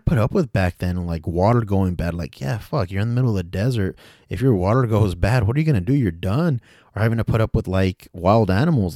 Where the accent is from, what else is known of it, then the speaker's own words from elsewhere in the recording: United States; I say we as an American, 'cause I consider myself an American